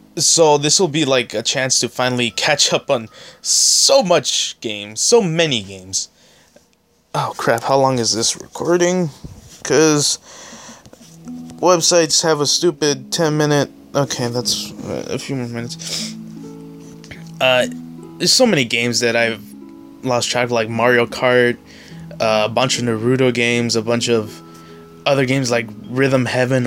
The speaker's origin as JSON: {"language": "English", "town": "San Diego", "region": "California", "country": "United States", "said": "I'm from San Diego"}